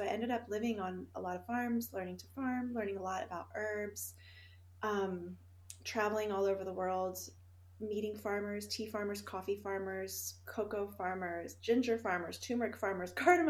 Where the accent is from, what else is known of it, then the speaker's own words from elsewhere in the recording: Houston, Texas, United States; also born or lived in Finland; I think we should start when I was little, growing up in Finland in the summer house that my grandfather built. And we lived in Houston, Texas during the year, and so we would go every summer to Finland.